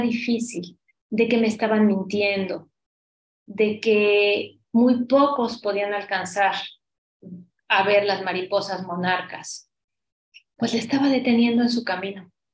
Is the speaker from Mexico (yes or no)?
yes; Mexico; como somos los mexicanos